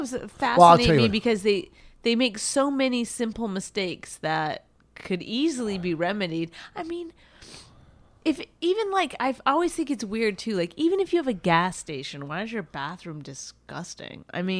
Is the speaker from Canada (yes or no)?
yes; Canada; I grew up in Canada, so I know a little bit about clean countries.